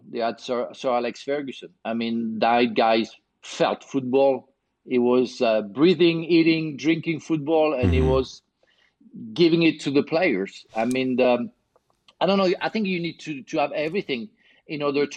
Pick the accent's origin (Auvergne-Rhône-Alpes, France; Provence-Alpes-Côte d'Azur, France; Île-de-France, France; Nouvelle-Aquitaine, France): Provence-Alpes-Côte d'Azur, France; Marseille; English is a second language; moved away; I was born in Marseille